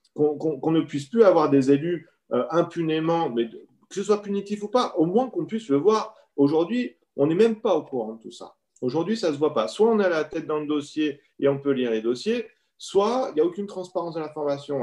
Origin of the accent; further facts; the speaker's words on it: France; chez nous en France